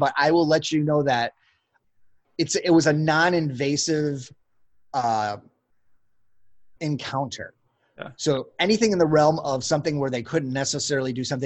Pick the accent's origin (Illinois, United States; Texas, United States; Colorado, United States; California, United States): Illinois, United States; Chicago; moved away as an adult; I'm born and raised in Chicago